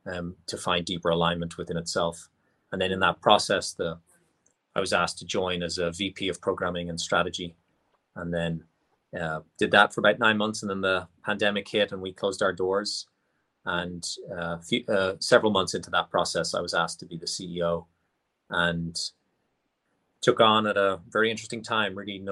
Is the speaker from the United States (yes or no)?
no; Ireland; I was born and raised in Ireland.